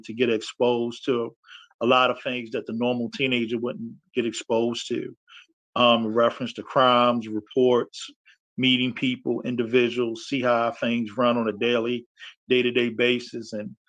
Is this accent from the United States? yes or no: yes; Baltimore, Maryland, United States; Love my city, as you stated, born and raised in Baltimore.